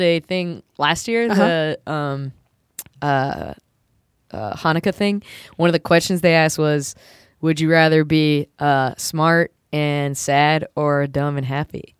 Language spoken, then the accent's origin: English; South Carolina, United States; now in Chicago, United States; I grew up in South Carolina